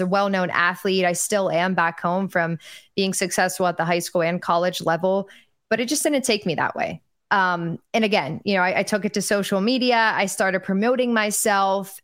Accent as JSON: {"language": "English", "town": "Pittsburgh", "region": "Pennsylvania", "country": "United States", "tie": "born or raised there", "moved": "as an adult", "lives_now": "Tampa, United States", "said": "born and raised"}